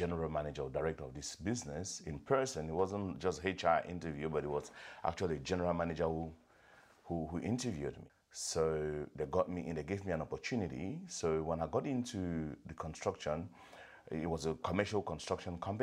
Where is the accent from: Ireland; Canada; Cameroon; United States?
Cameroon; now in Australia; being a migrant from Africa, West Africa, Cameroon, migrating into Australia at a very young age